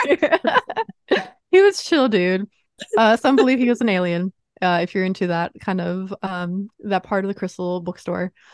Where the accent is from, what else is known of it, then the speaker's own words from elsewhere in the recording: East Coast, United States; moved away; I grew up on the East Coast